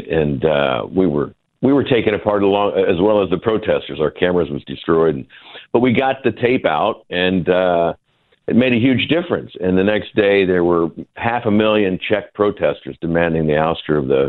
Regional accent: United States; as an American cameraman

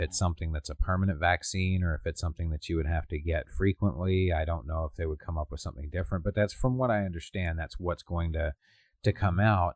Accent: Canada

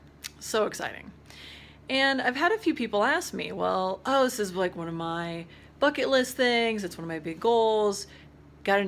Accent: Spearfish, South Dakota, United States; that's in Spearfish, my hometown

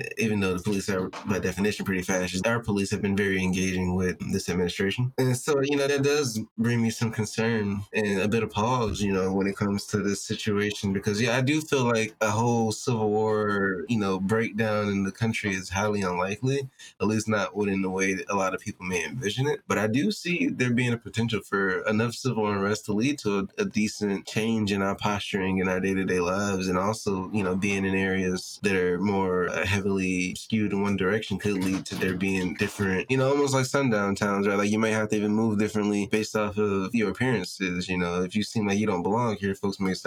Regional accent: Michigan, United States; my home state of Michigan

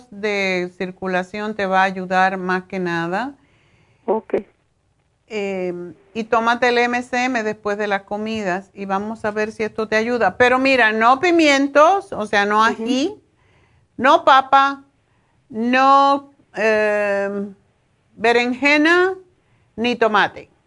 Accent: Michoacán, Mexico; ¿Tú eres mexicana? Sí, yo soy de Michoacán, sí. Pero no sé si en México se llama el nabo de otra forma.

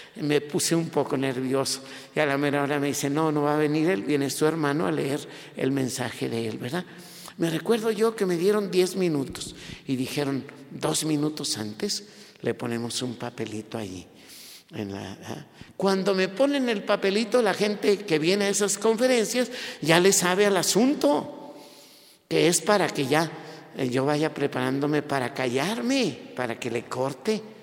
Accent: Mexico

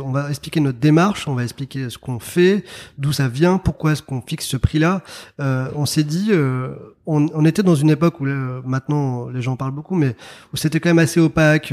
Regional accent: Paris, Île-de-France, France; also born or lived in Algiers, Algeria; j'ai grandi en région parisienne et à Paris

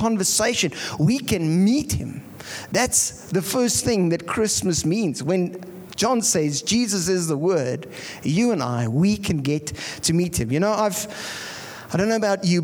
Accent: Pretoria, Gauteng, South Africa; now in Bloemfontein, South Africa; I come from Pretoria.

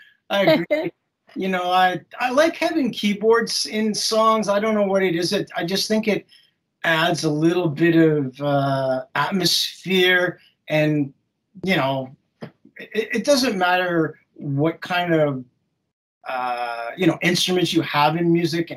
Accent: England, United Kingdom; also born or lived in Canada; I'm originally from England. I lived in Canada for many years, but I would always come to England and visit castles.

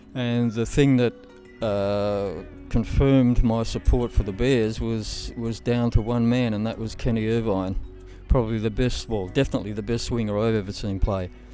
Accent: Bankstown, New South Wales, Australia; I was brought up in Bankstown.

